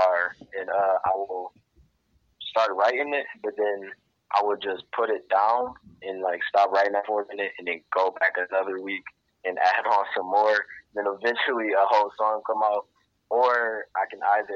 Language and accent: English; Ypsilanti, Michigan, United States; I'm from Ypsilanti, Michigan. Born and raised. I'm still here now